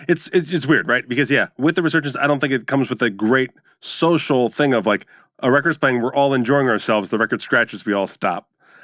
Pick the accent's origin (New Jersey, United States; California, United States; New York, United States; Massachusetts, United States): New Jersey, United States; But I'm from Jersey. We're supposed to do that.